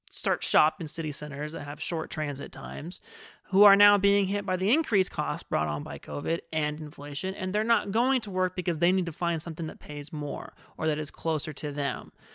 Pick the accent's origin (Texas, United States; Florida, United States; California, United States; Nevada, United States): California, United States; Fresno; moved away as an adult; also born or lived in San Diego; when I moved away from Fresno for college, um, and ended up in San Diego